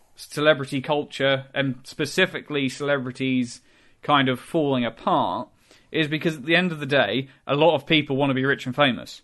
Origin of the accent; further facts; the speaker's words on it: England, United Kingdom; I'm from England. I'm, you know, I'm British through and through.